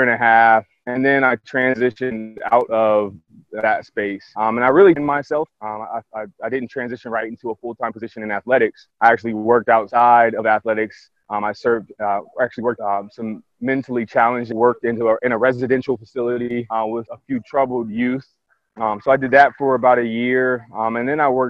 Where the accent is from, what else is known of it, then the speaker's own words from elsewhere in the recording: Columbus, Ohio, United States; I'm from born and raised in Columbus, Pickerington Central High School